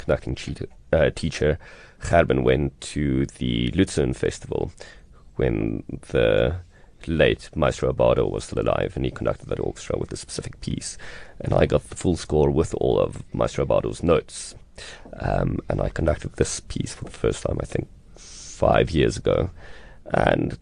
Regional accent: South Africa; As South African conductors and South African leaders and South African musicians

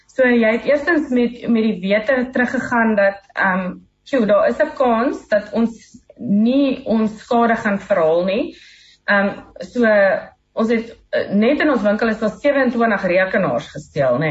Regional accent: South Africa; ons is Suid-Afrikaners in Murgenbeen

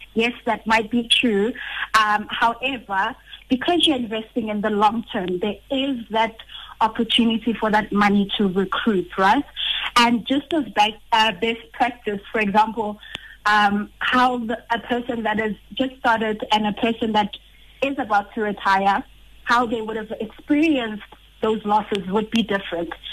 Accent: Rustenburg, North West, South Africa; I come from a town, Rustenburg.

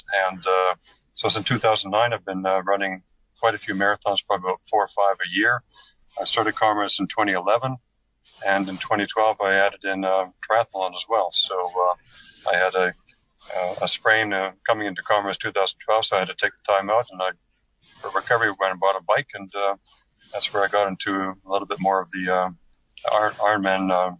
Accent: Canada; also born or lived in Middle East / Russia; now in Kuwait; I'm a Canadian originally. I've lived in the Middle East for 13 years, Russia for a year.

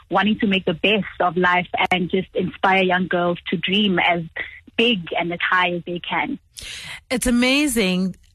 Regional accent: Johannesburg, Gauteng, South Africa; So I still work with a lot of women my hometown, where I am in Johannesburg at the moment, it's just a continuous thing.

